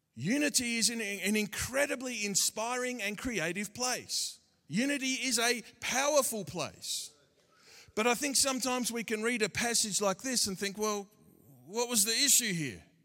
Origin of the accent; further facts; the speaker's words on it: Australia; accent: Aussie; my Aussie accent